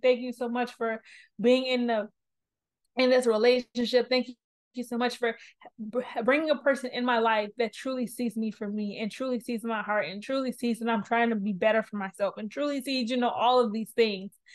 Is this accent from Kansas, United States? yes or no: no; New Orleans, Louisiana, United States; I'm from New Orleans, I'm this age